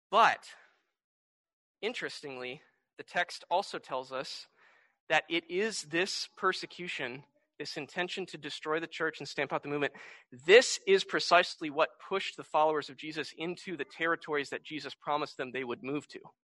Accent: United States; I grew up in America

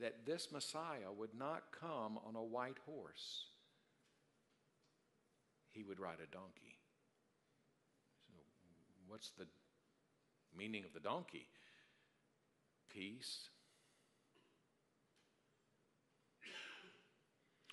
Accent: Darlington, South Carolina, United States; moved away; I'm from Darlington, South Carolina

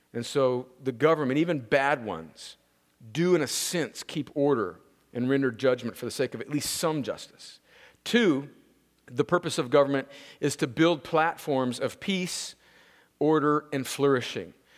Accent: United States; I was born in America

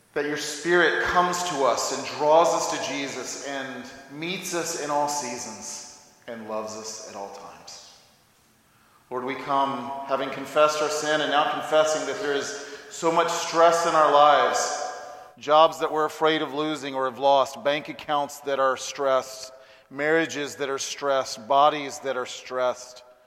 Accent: Huntsville, Alabama, United States; now in Birmingham, United States; I was born and raised in Huntsville, Alabama

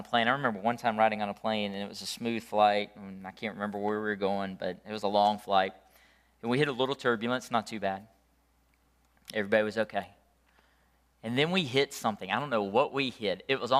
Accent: Leslie, Georgia, United States; I remember growing up in Leslie, Georgia. How many of y'all know where Leslie is?

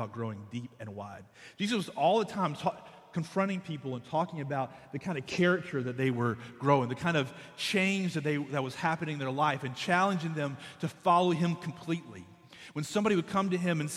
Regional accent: Conway, South Carolina, United States; I'm from Conway

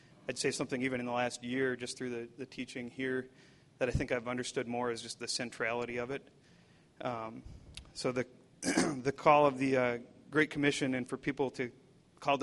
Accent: Wisconsin, United States; I grew up in Wisconsin

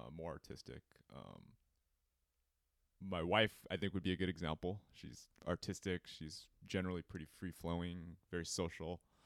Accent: Cerritos, California, United States; I grew up in Cerritos

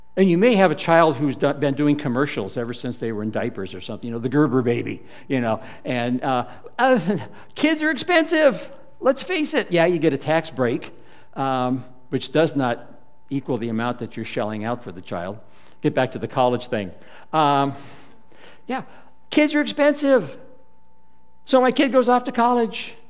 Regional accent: United States

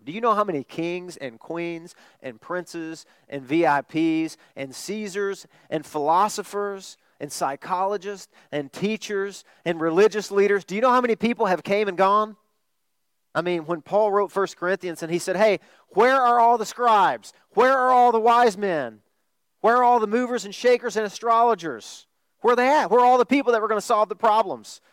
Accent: Arkansas, United States; I'm from Arkansas

